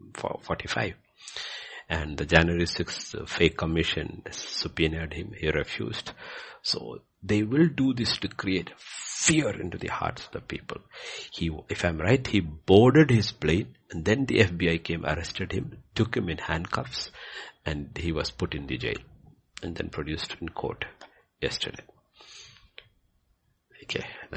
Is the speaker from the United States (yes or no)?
no; Bhutan; when I was growing up in Bhutan